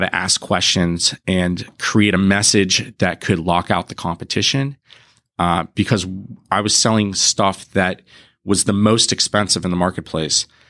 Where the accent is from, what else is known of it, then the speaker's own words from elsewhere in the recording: Harrisburg, Pennsylvania, United States; moved away as an adult; now in Pittsburgh, United States; I'm from the Harrisburg area. Um, and I ended up here for Pitt